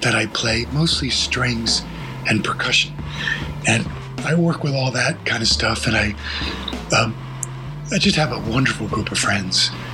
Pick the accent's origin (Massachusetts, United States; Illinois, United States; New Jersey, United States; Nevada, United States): New Jersey, United States; moved away as an adult; also born or lived in Vermont; been growing up in New Jersey, um, near New York